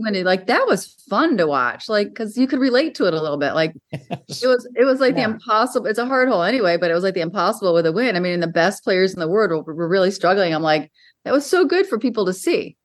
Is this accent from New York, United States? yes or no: yes; Western New York, United States; I grew up in Western New York